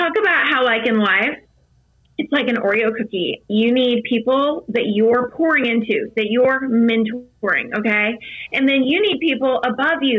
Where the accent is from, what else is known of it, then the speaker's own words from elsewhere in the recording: Virginia, United States; I grew up in Virginia on a lake